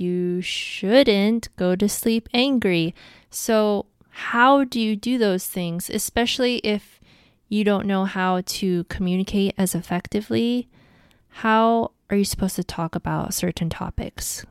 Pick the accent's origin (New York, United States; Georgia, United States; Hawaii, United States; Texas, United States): Hawaii, United States; Honolulu; I'm from Hawaii, Honolulu, to be exact.